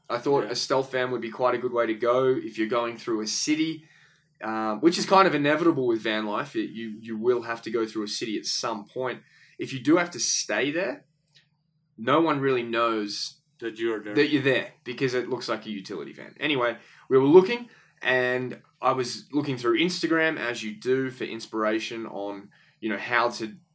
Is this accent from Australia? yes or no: yes; Australia; moved away as an adult; also born or lived in Boston, United States; I am from Australia, but the last nearly 6 years I've been actually living in America. So I moved to America when I was about 23.